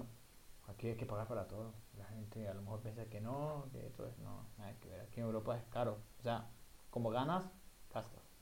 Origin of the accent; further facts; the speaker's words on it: El Guabo, El Oro, Ecuador; moved away as an adult; also born or lived in Machala, Ecuador; now in Sweden; vengo de El Guabo, que El Guabo es una ciudad muy pequeña en la provincia del Oro, en el sur de Ecuador. Obviamente yo nací en Machala